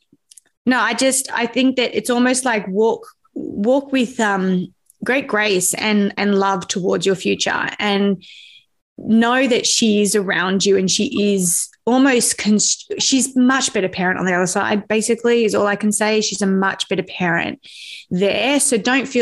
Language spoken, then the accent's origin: English; Sydney, New South Wales, Australia; I grew up in the northwest, the hills